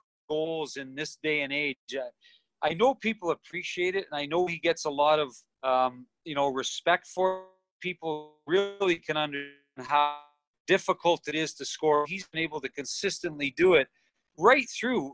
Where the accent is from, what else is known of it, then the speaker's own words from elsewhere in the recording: Toronto, Ontario, Canada; We grew up in Toronto, both of us